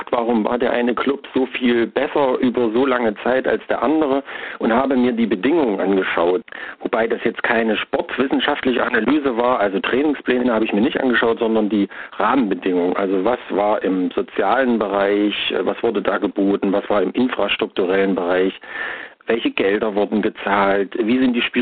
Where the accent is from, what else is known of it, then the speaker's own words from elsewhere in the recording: Erfurt, Thuringia, Germany; Ich bin selber Erfurter, gebürtiger Erfurter und gehe hier ins Stadion ungefähr seit Mitte, Ende der 80er Jahre